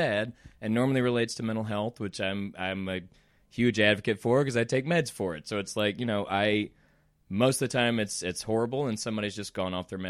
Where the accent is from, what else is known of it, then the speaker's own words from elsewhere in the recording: Deep South, United States; Like, mom and dad are from Mississippi. I grew up in the Deep South. I grew up in a small town.